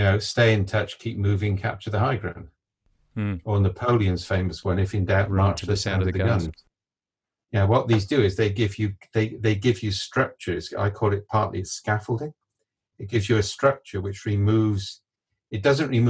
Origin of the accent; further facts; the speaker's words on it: Wales, United Kingdom; I'm Welsh